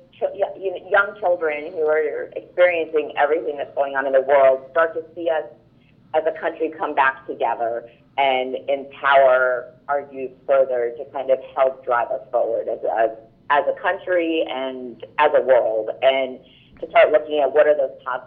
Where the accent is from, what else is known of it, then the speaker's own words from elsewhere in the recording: Ithaca, New York, United States; I grew up in Ithaca, New York